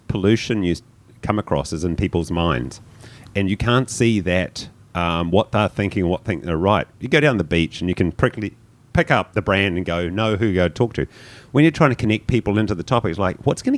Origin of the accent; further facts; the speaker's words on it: New Zealand; moved away; a Kiwi coming in after Cape Town